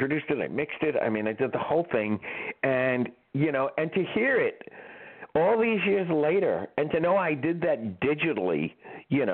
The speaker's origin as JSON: {"language": "English", "town": "New York City", "region": "New York", "country": "United States", "tie": "born or raised there", "also_born_or_lived": "Bronx, New York / Florida", "said": "I was born in Manhattan."}